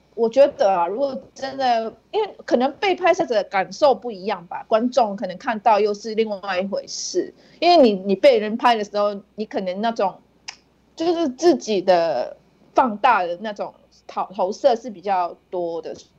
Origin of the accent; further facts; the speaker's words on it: Singapore; moved away as an adult; now in Hong Kong; 我住在香港十年，但是我是新加坡人